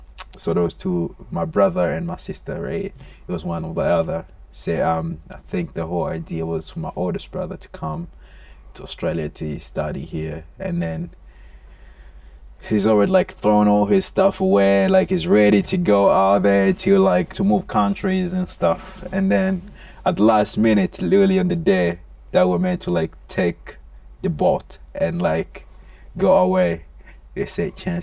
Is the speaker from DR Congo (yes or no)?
yes; DR Congo; moved away; And again, I came from the Congo, one of the richest place in the world, mineral wise, in terms of resources and stuff. There's always wars going on there, so life there, it's not really as sustainable as it's supposed to be over here.